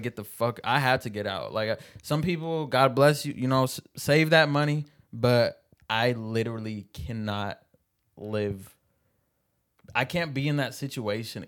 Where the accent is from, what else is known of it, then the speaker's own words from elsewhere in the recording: Seattle, Washington, United States; I was born in Seattle